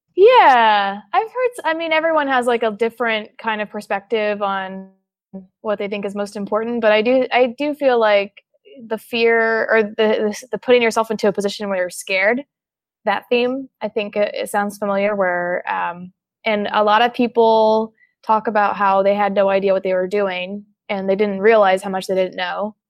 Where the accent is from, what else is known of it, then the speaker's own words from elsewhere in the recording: Oklahoma, United States; I'm from Oklahoma